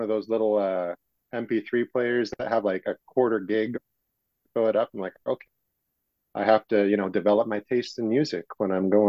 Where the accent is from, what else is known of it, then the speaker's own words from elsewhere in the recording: Utah, United States; I'm from Utah. I'm here locally.